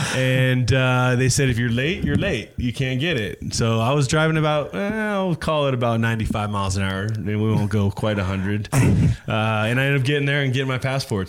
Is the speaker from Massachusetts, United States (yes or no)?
no; Santa Clarita, California, United States; I grew up in, uh, in Los Angeles, okay. just north of LA, uh, downtown there, in a little place called uh, Santa Clarita Valley, um, Valencia. Um, uh, just grew grew up there, born and raised